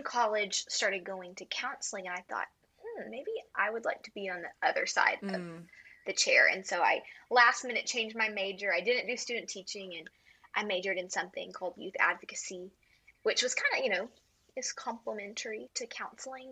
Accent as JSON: {"language": "English", "town": "Houston", "region": "Texas", "country": "United States", "tie": "born or raised there", "also_born_or_lived": "Fort Worth, Texas", "moved": "as an adult", "lives_now": "West Monroe, United States", "said": "I was born in Houston and then moved to Fort Worth for college"}